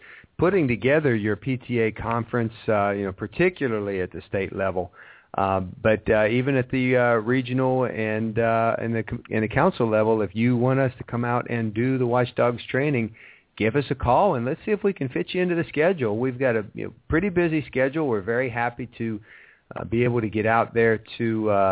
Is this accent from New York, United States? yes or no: no; Ohio, United States; moved away; I was raised in Ohio.